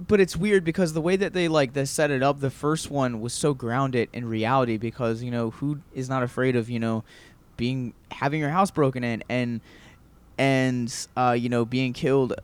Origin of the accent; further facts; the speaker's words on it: Baltimore, Maryland, United States; moved away; growing up in Baltimore